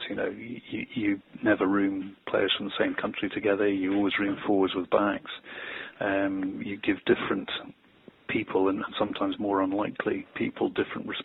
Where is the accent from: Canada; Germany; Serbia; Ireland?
Ireland; and you know, as an Irishman, I think